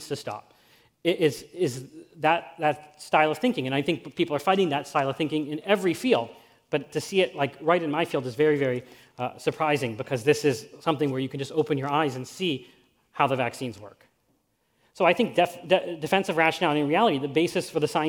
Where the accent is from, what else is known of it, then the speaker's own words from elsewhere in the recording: Pittsburgh, Pennsylvania, United States; I'm from Pittsburgh too, and when I was a student at Carnegie Mellon